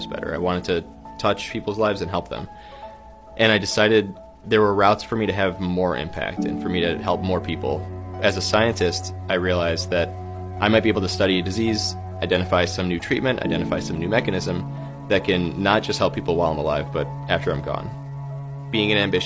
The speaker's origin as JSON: {"language": "English", "town": "Buffalo", "region": "New York", "country": "United States", "tie": "born or raised there", "also_born_or_lived": "West Virginia / Stanford", "moved": "as an adult", "said": "I grew up in Buffalo, New York"}